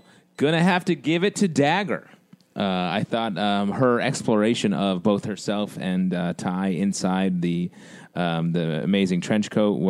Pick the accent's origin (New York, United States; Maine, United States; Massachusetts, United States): New York, United States; Syracuse; I'm from Syracuse.